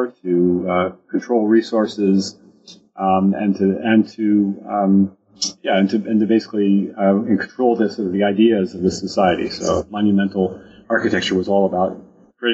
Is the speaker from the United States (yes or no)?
yes; United States; I grew up in the United States